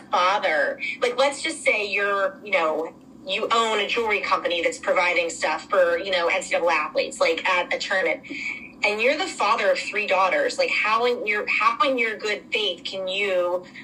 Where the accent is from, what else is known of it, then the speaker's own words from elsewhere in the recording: Philadelphia, Pennsylvania, United States; moved away as an adult; also born or lived in Durham, North Carolina; growing up in Philadelphia, I feel like I was treated great as a young athlete